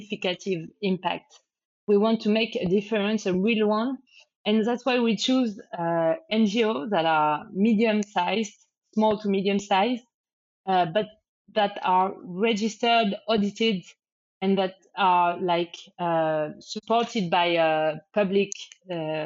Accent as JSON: {"language": "English", "country": "France", "also_born_or_lived": "Spain", "second_language": "English", "moved": "as an adult", "said": "I'm from France, but I lived in Spain for many years"}